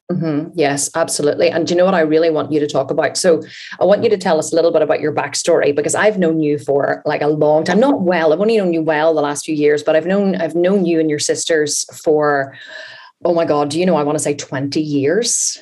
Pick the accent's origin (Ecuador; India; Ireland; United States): Ireland; We are Irish